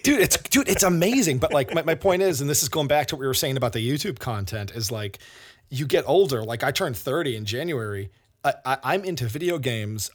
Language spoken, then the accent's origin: English; South Shore, Massachusetts, United States; we grew up on the South Shore